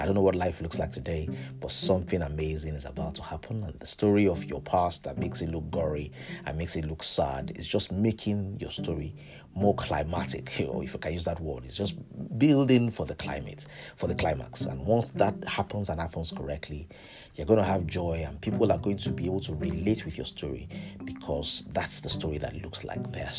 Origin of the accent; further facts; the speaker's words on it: Ilorin, Kwara, Nigeria; I was born in Ilorin to a civil servant's parents